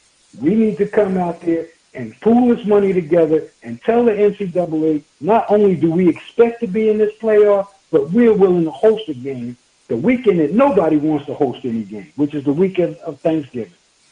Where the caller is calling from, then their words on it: Tampa, Florida, United States; calling from Tampa, Florida, baby.